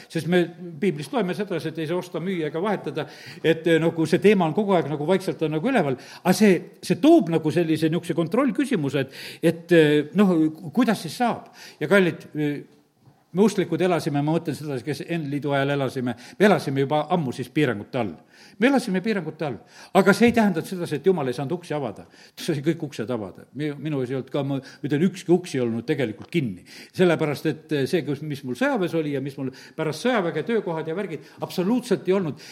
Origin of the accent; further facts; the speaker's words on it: Estonia; me oleme eestlased